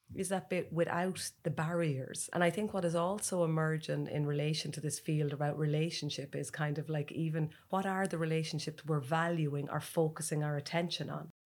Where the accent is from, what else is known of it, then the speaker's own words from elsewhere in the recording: Ireland; as Irish people